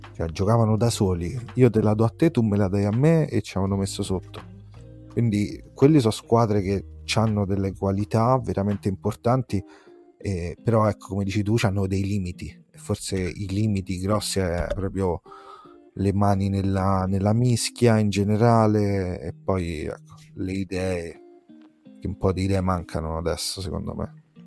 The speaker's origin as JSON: {"language": "Italian", "town": "Rome", "region": "Lazio", "country": "Italy", "said": "si sente il mio accento, sono di Roma"}